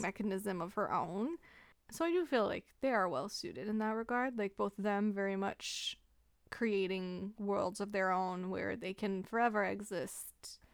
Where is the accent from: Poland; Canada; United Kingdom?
Canada; we're Canadian